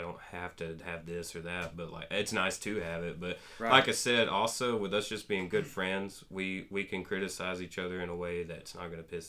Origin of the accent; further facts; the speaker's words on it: Trenton, Georgia, United States; Yeah, I grew up in the on the other part of the Georgia side in the Big Woods